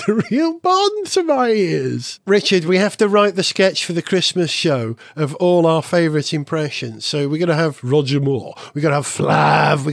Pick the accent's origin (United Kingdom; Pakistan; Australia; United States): United Kingdom; Holywell, Wales; I'm from Holywell, which is almost exactly halfway between those two places.